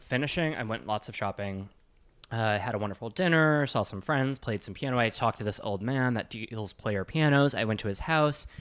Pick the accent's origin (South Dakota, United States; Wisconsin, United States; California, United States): Wisconsin, United States; I'm from Wisconsin.